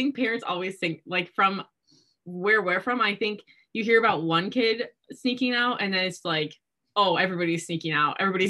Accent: Midwest, United States; well, we're from the Midwest, you know, what else are you going to do here?

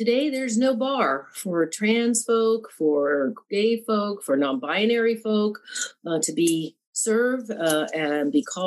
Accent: Memphis, Tennessee, United States; I grew up in Memphis, Tennessee

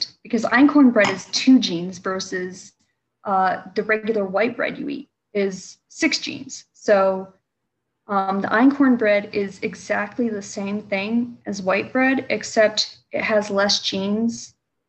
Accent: Hampstead, North Carolina, United States; now in Michigan, United States; I was raised in North Carolina

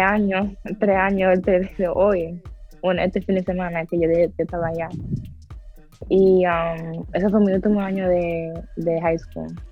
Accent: Dominican Republic; yo soy dominicana

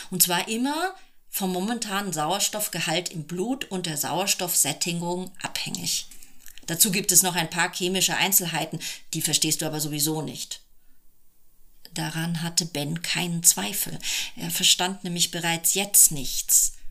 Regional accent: Italy; born there; Ähm, also erstens bin ich in Italien geboren

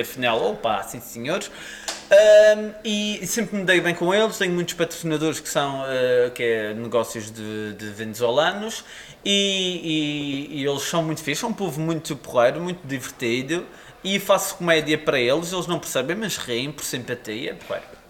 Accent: Madeira, Portugal; sou madeirense

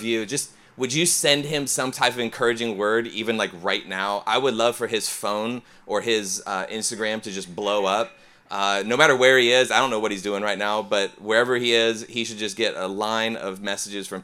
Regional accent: Ohio, United States; I'm from Ohio area.

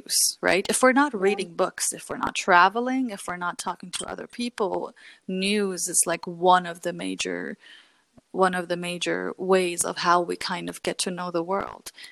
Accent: Germany; growing up in Germany was extremely challenging for me because like mm-hmm. you grow up and you have to learn the language

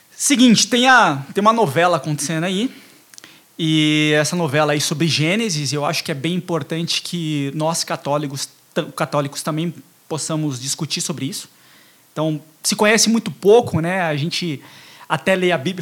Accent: Carapicuíba, Barueri, São Paulo, Brazil; a gente é daqui de Carapicuíba, de Barueri, aqui da região

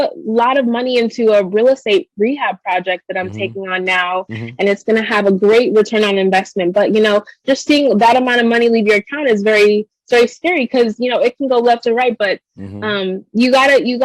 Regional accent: New York City, New York, United States; growing up in the Bronx

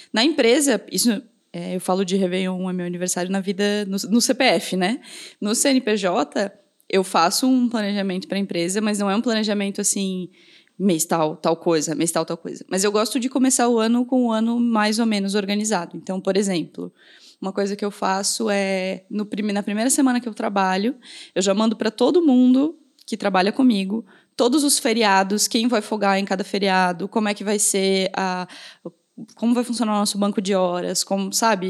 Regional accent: Pinhalzinho, Santa Catarina, Brazil; now in Blumenau, Brazil; lá em Pinhalzinho, na cidade de onde eu vim

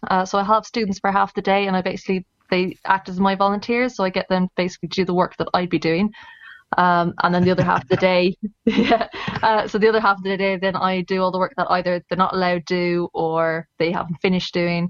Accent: Ireland; moved away as an adult; now in United Kingdom; I am Irish, since apparently that actually matters. But no, I live over here in the UK now. Have done for 3 years. I moved over to start a job as a reptile zookeeper.

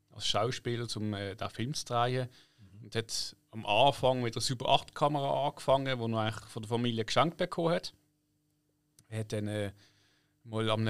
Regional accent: Poole, South West England, United Kingdom; born there; moved away; 74 im April geboren in Poole, England. Das ist ja nähe Bournemouth. Das wiederum ist nähe Southampton.

